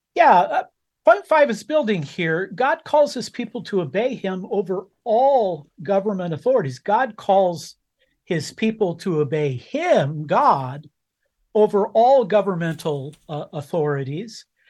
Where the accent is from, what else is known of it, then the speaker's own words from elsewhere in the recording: United States; I was born in America, uh, and as an American citizen, I, I vote